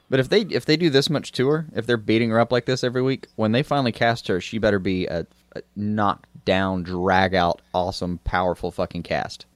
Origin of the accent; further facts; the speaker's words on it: United States; we're American